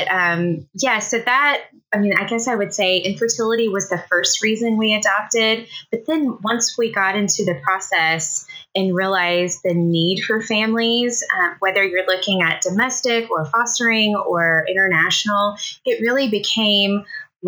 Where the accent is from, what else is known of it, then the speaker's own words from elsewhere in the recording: Tennessee, United States; moved away as an adult; also born or lived in Southeast Missouri; now in Missouri, United States; I live in Southeast Missouri. We've been here a little over 12 years. We're originally from Tennessee, though. We're transplants